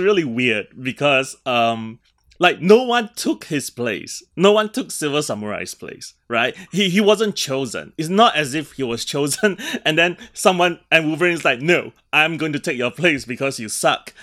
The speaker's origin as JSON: {"language": "English", "country": "Singapore", "tie": "born or raised there", "moved": "yes", "said": "I grew up in Singapore"}